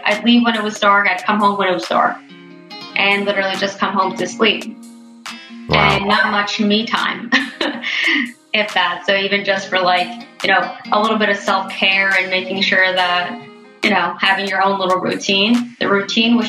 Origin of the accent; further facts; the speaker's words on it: Bernardsville, New Jersey, United States; I grew up in Bernersville, New Jersey.